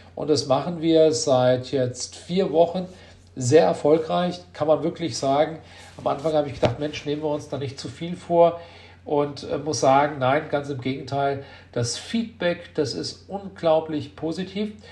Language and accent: German; Marburg, Hesse, Germany; ich Marburger bin in der sechsten Generation und äh, ich liebe diese Stadt, das ist meine Heimat.